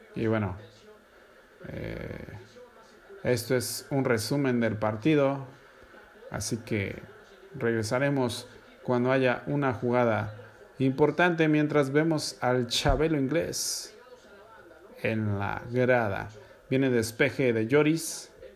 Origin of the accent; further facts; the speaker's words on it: Mexico; A mí como mexicano